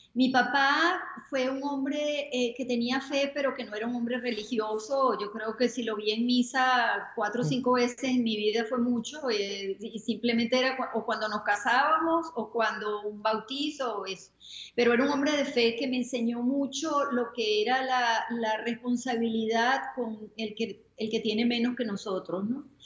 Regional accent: Venezuela; moved away as an adult; also born or lived in New York; now in Florida, United States; soy venezolana, ah, ya tengo 25 años viviendo aquí en los Estados Unidos

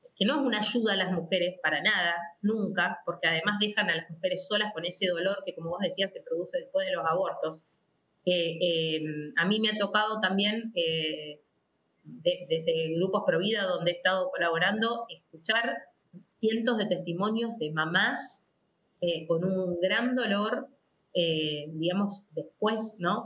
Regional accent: Rosario, Santa Fe, Argentina; soy de Rosario, de la ciudad de Rosario, siempre mi familia, digamos, eh, profesa la fe católica. Em, desde pequeña asistía a, mi parroquia, que es del Santísimo Sacramento, en la ciudad de Rosario

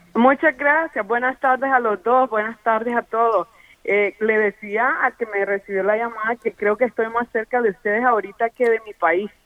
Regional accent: Nicaragua; now in United States; de Nicaragua, exactamente

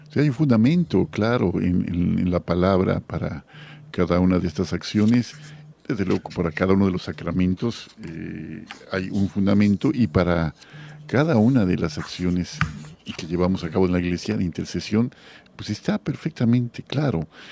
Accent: Guadalajara, Jalisco, Mexico; moved away as an adult; also born or lived in Yucatán; now in Mérida, Mexico; yo soy de Guadalajara, pero ya soy ya ya soy por adopción yucateco

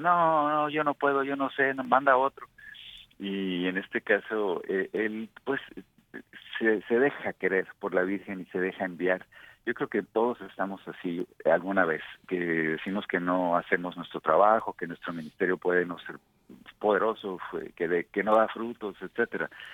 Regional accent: Mexico; como mexicanos que somos

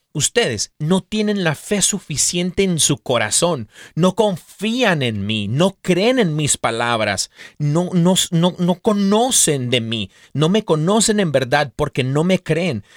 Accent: Mexico; quien somos como mexicanos, como cultura

